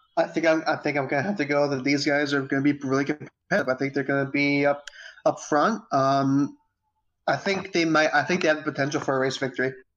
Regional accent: United States; as an American

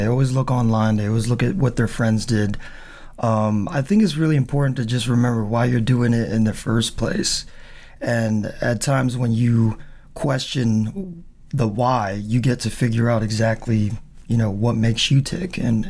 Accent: Charleston, South Carolina, United States; also born or lived in Naples, Italy / Philippines; I was born in Naples and came to Charleston in 85, so I was about 2 years old. Aww. So I was raised here.

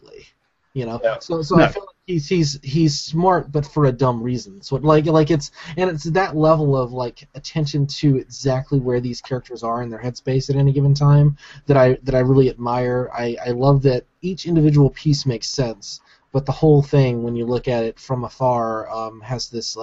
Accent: Alabama, United States; I grew up in Alabama.

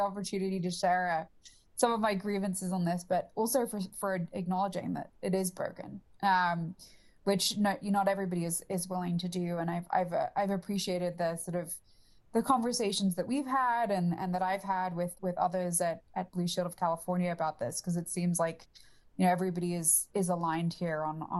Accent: England, United Kingdom; I mean, and you could probably tell that I'm English, so this is just not a problem that we have as much in the UK

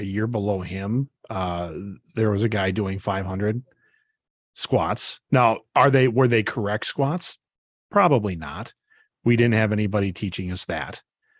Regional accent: Brodhead, Wisconsin, United States; So we ended up losing, which was the first game my hometown Broadhead had lost in like, I want to say like 6 years.

